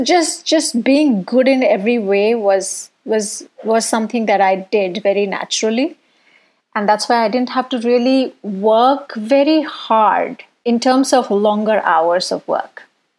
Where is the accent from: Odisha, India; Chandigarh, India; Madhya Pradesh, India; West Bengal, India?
Odisha, India; Bhubaneswar; now in Bangalore, India; I was born in Orissa, in Bhubaneswar. I was the second girl child in my household.